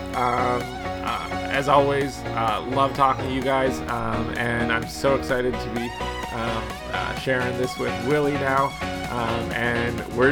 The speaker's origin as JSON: {"language": "English", "country": "Canada", "said": "I'm Canadian"}